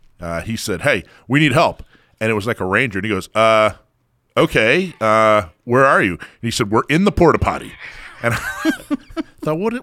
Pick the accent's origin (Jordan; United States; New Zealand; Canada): United States; Florida; also born or lived in Hawaii; I remember I grew up in Florida and Hawaii.